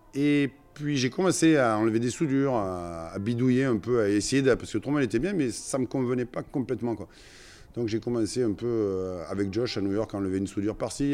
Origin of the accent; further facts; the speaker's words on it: Marseille, Provence-Alpes-Côte d'Azur, France; accent: Provençal; also born or lived in Lyon / Paris / Versailles; now in Florida, United States; je suis né à Marseille, hein, j'ai vécu euh, sur, pratiquement euh, dans la fosse et sur l'eau.